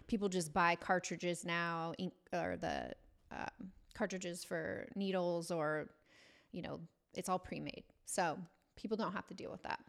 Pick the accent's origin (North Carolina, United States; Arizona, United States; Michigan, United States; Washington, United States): Washington, United States; born or raised there; also born or lived in Bay Area, California / Marysville / Arlington / Bellingham